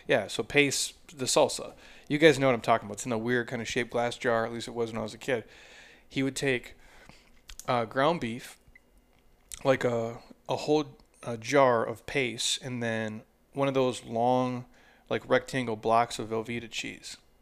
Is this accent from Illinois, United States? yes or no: no; Minnesota, United States; I grew up in Minnesota